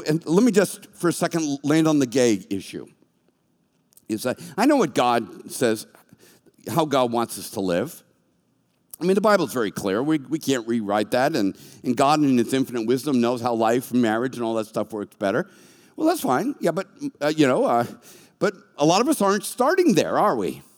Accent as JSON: {"language": "English", "town": "Boston", "region": "Massachusetts", "country": "United States", "moved": "yes", "said": "I was from Boston"}